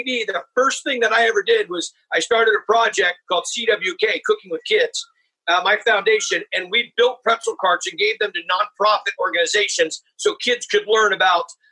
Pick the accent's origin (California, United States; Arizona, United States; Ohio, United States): California, United States; Humboldt, Northern; I grew up in Northern California. I'm in Northern California now between Sonoma and Napa, but I grew up in a little area called Humboldt, which is almost at the Oregon border